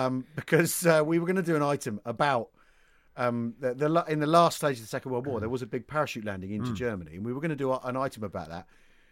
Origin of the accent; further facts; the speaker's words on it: England, United Kingdom; As an Englishman